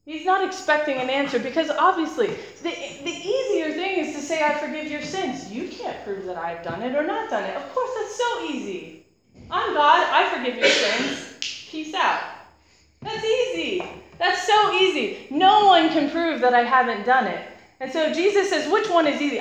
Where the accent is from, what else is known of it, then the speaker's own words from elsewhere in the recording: United States; now in United Kingdom; As an American